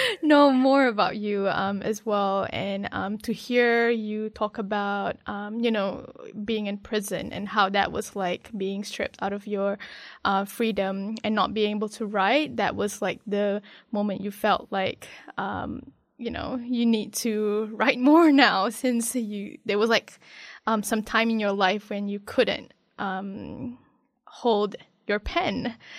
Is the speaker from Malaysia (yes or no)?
yes; Malaysia; I'm from Malaysia